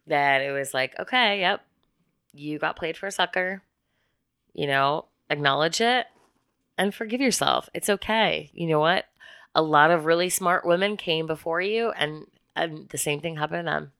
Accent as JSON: {"language": "English", "region": "Midwest", "country": "United States", "tie": "born or raised there", "said": "I was born in March in the Midwest"}